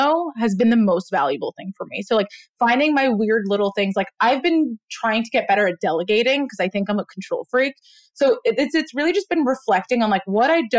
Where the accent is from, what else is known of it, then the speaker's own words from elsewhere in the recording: New York City, New York, United States; also born or lived in Israel; I was born in Israel. I moved to Brooklyn when I was 3. Grew up in a really just like melting pot of culture, part of Brooklyn, South Brooklyn